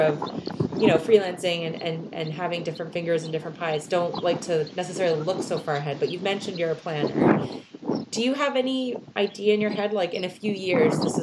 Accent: New Brunswick, Canada; moved away; we're up in Canada, and I'm from the East Coast, New Brunswick, and I haven't been back in a while

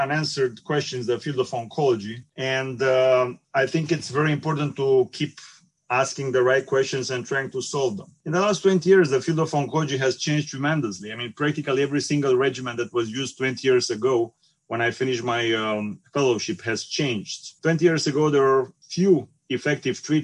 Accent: Bucharest, Romania; moved away; also born or lived in Constanța, Romania; I'm Romanian, and I was born on the Black Sea side in Constanța, which is an old Greek colony. I did my high school in Bucharest

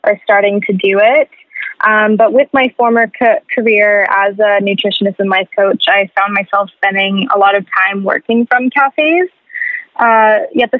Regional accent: Lower Mainland, British Columbia, Canada; I was born and raised here in the Lower Mainland

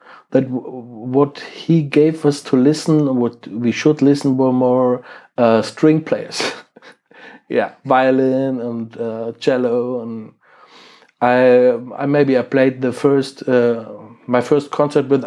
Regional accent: Krefeld, North Rhine-Westphalia, Germany; English is a second language; my hometown Krefeld, which is in Germany and near to Düsseldorf and Cologne

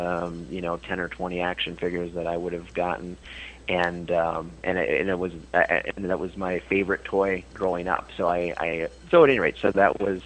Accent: Fountain City, Wisconsin, United States; I'm from Fountain City, Wisconsin

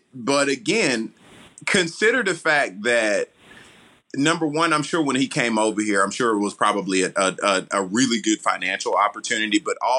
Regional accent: Atlanta, Georgia, United States; I'm from Atlanta

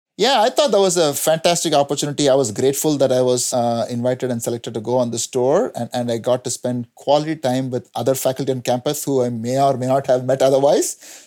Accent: India; moved away as an adult; also born or lived in New Jersey, United States; now in North Carolina, United States; I grew up in India, where I got my first degree, B Tech, uh, from Anna University in Chennai.

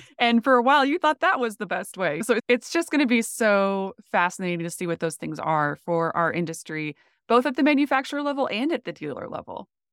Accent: North Dakota, United States; moved away as an adult; also born or lived in Phoenix; I grew up in North Dakota

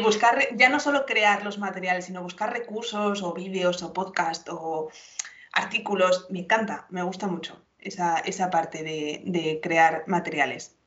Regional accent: Salamanca, Castile and León, Spain; yo soy de Salamanca, soy de Castilla

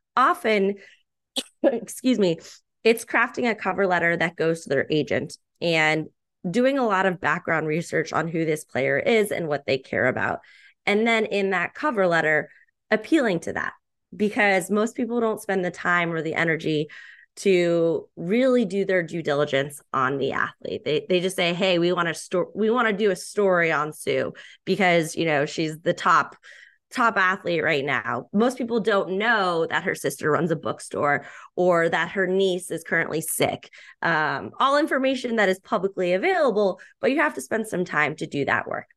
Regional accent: Boston, Massachusetts, United States; born and raised in the Boston area

